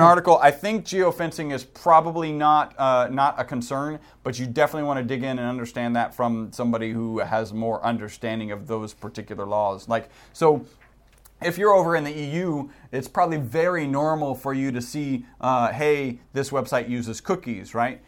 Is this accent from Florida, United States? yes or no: no; Texas, United States; We're from Texas, so we do say howdy